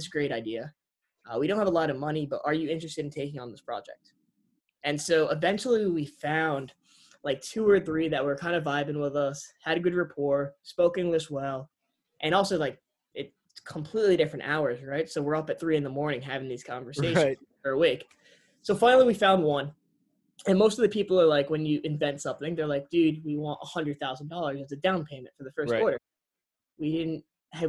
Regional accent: Connecticut, United States; moved away as an adult; also born or lived in Rhode Island; now in Miami, United States; we're from Connecticut originally

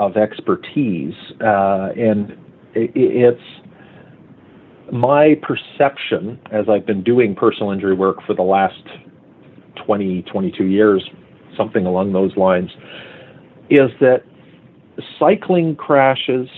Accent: Hamilton, Ontario, Canada; my hometown in Hamilton

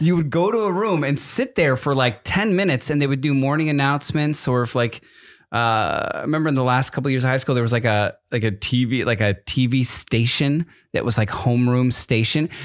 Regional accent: East Coast, United States; I grew up on the East Coast

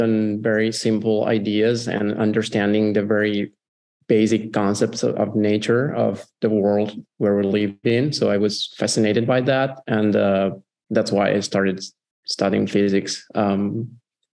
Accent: Italy; also born or lived in Como; I'm from Italy

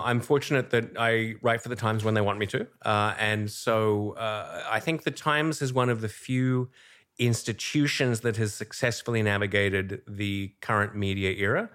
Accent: Australia; moved away as an adult; now in New York, United States; I'm originally Australian. I came to New York in ninety-eight

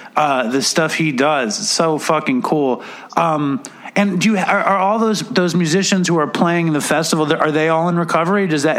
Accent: Manhattan, New York, United States; and I grew up in Manhattan. And when I was a kid, I saw … play at this shitty little bar on 13th Street and 2nd Avenue called Nightingales.

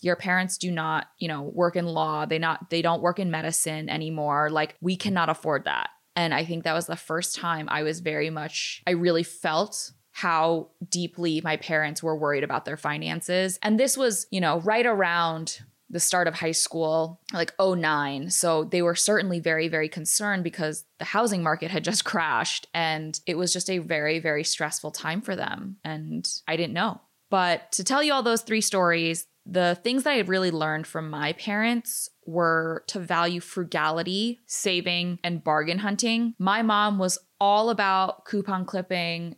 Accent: United States; first language English; I was born in America

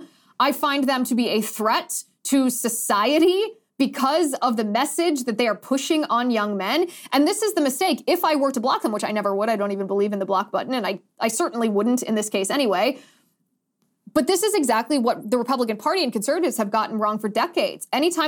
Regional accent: Ohio, United States; where I grew up in Ohio

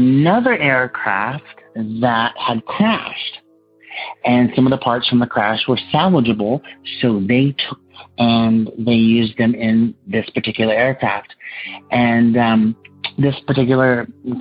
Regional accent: Los Angeles, California, United States; I'm from Los Angeles, California

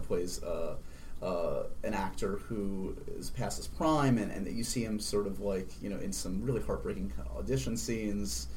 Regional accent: New York City, New York, United States; New York is my hometown.

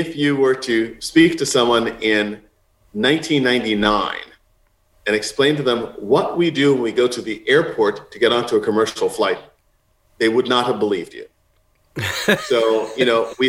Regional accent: New York City, New York, United States; moved away as an adult; also born or lived in California; now in Rhode Island, United States; I grew up in Manhattan and in Queens

